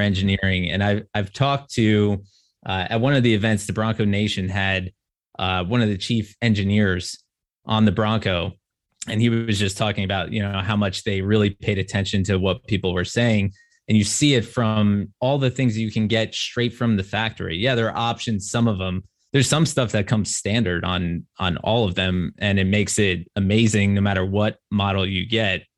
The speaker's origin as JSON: {"language": "English", "region": "New Jersey", "country": "United States", "tie": "born or raised there", "moved": "as an adult", "said": "I grew up in New Jersey"}